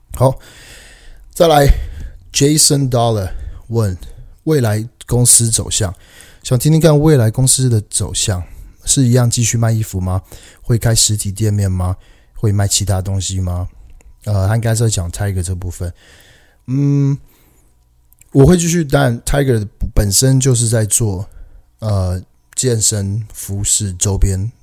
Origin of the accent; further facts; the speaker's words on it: Taiwan; also born or lived in Canada; 加我台湾人，所以我们都是，都是亚洲人